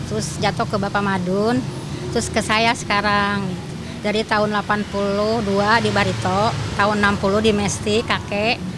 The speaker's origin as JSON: {"language": "Indonesian", "town": "Tasikmalaya", "region": "West Java", "country": "Indonesia", "tie": "born or raised there", "said": "saya kan bukan asli sini, saya asli Tasik"}